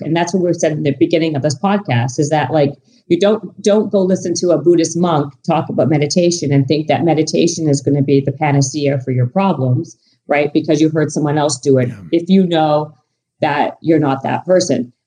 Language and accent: English; Canada; moved away; I'm Canadian